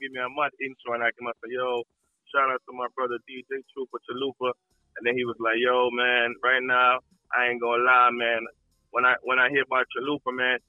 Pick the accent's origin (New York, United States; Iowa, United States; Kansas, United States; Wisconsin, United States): New York, United States; New York City; also born or lived in Saint Ann, Jamaica; born in Jamaica, but I grew up in Brooklyn, New York City